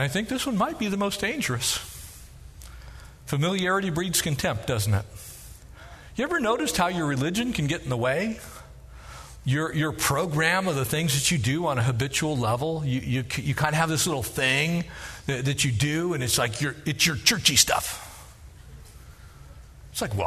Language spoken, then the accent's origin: English; United States; I'm an American citizen. That is who I am